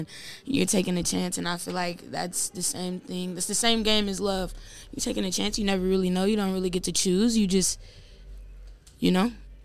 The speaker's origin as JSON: {"language": "English", "town": "Chicago", "region": "Illinois", "country": "United States", "tie": "born or raised there", "also_born_or_lived": "Atlanta, Georgia", "said": "Born in Atlanta and raised in Chicago"}